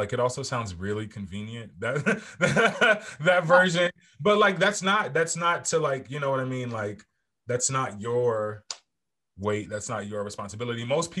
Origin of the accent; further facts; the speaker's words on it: Maryland, United States; I grew up outside of Baltimore, but like growing up in an area close to that city